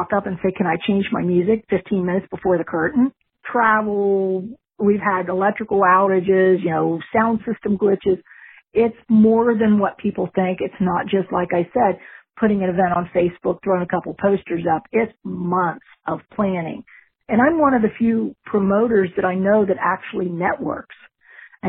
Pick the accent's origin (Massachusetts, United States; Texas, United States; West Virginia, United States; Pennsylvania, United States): West Virginia, United States; now in Vero Beach, United States; I grew up in West Virginia